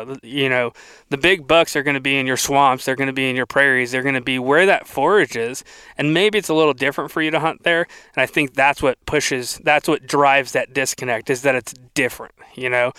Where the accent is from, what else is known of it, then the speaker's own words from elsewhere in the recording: South Florida, United States; moved away as an adult; also born or lived in Iowa; now in Tennessee, United States; I grew up in South Florida, like the swamps